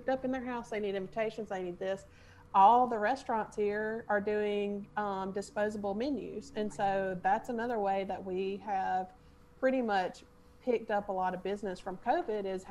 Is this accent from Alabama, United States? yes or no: yes; Opp, Alabama, United States; I grew up in Op and I love Op and I always have.